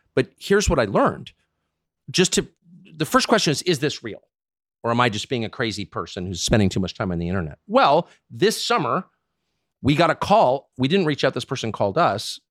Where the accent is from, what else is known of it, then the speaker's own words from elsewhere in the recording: United States; I'm an American, and I'm, like, thirty-four at the time." I've lived in this country my whole life